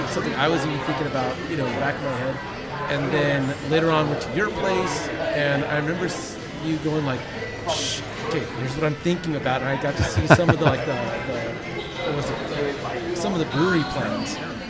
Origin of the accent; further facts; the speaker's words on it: California, United States; now in Texas, United States; when I got to Texas near 5 years ago, I think it'd be 5 years in February. I came from California